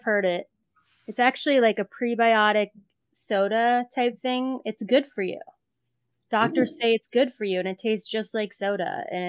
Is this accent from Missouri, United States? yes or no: yes; St. Louis, Missouri, United States; moved away; I was born and raised in St. Louis. I don't live there anymore